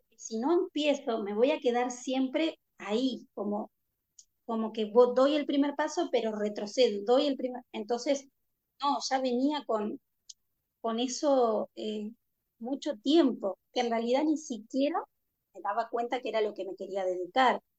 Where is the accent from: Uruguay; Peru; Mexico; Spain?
Uruguay; born or raised there; moved away